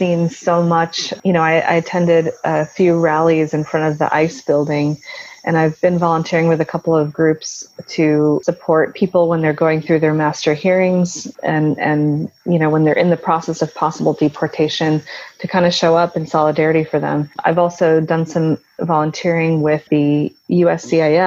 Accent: United States; also born or lived in Gujarat, India; I've established my life here and I've grown up here, so I'm just as Americanized as I am Indian

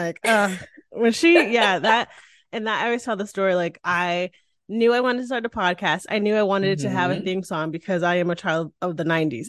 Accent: Connecticut, United States; now in Austin, United States; I grew up in Connecticut, which people think no Black people live in Connecticut. We do. But I grew up in a very diverse place in a very big family.

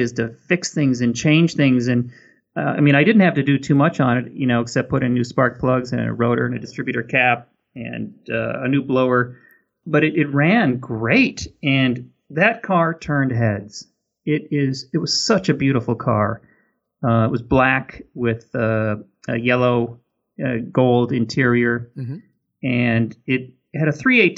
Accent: Minnesota, United States; now in California, United States; I grew up in Minnesota and it's very cold there

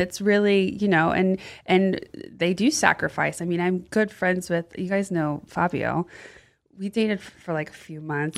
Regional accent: the South, Florida, United States; moved away as an adult; also born or lived in Austin; now in Los Angeles, United States; I grew up in the South

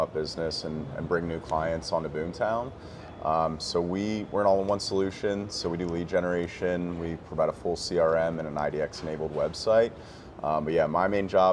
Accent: Gaithersburg, Maryland, United States; moved away as an adult; also born or lived in Bethesda, Maryland / Colorado / Washington, D.C.; now in Charleston, United States; grew up in the Gaithersburg area

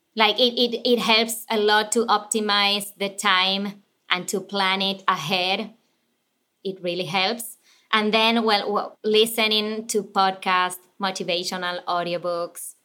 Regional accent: Buenos Aires, Argentina; English is a second language; moved away as an adult; now in United States; I was born and raised in Argentina

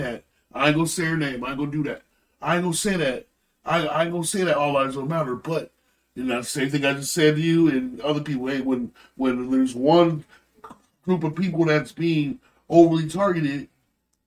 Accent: Holland, United States; growing up in Holland

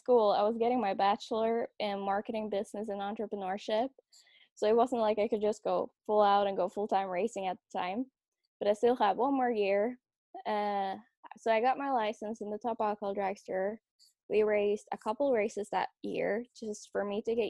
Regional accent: Norway; moved away as an adult; now in California, United States; I grew up in Norway, and that's where I started racing

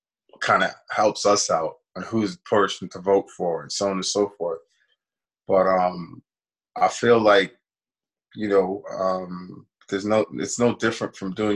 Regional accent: New York, United States; now in Edmonton, Canada; I grew up in New York, when I was a kid

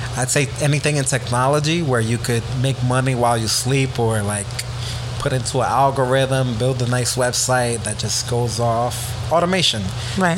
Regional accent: New York City, New York, United States; I came from the Bronx, being poor, being from a single parent household

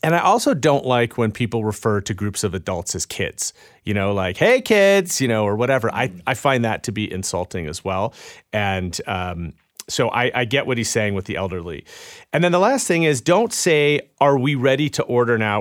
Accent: Chicago, Illinois, United States; it was in my hometown of Chicago

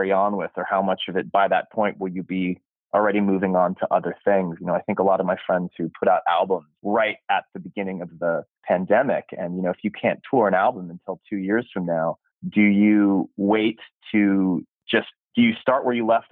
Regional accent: California, United States; born and raised in California

